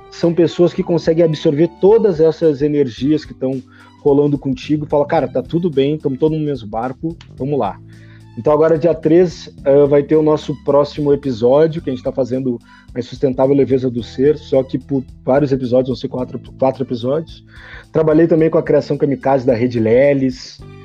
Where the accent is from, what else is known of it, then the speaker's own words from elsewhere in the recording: Porto Alegre, Rio Grande do Sul, Brazil; Eu nasci em Porto Alegre, Rio Grande do Sul. É, eu estudava no Colégio Santa Inês